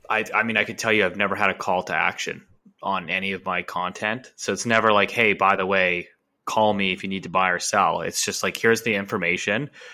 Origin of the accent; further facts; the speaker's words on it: Vancouver, British Columbia, Canada; born and raised in Vancouver